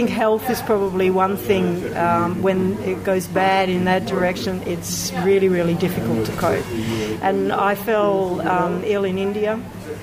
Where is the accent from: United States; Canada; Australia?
Australia; also born or lived in London; I come from Australia